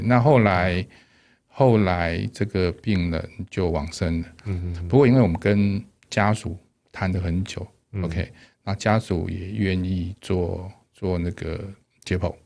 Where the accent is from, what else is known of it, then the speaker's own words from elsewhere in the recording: Taipei, Taiwan; moved away as an adult; also born or lived in Dalin, Chiayi; 我从小到，到，到，在台北长大